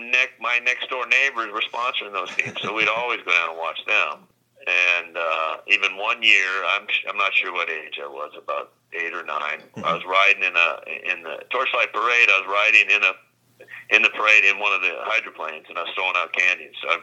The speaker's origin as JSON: {"language": "English", "town": "Seattle", "region": "Washington", "country": "United States", "tie": "born or raised there", "said": "I was born in North Seattle and raised there and went to, Ingram High School and then mm-hmm. UW, so I've been around here my whole life."}